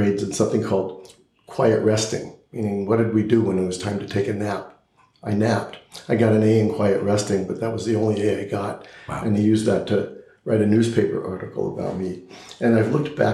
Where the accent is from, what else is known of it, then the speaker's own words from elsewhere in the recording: Los Angeles, California, United States; also born or lived in Pittsburgh, Pennsylvania; I grew up in Southern California. I went to all local Los Angeles public schools.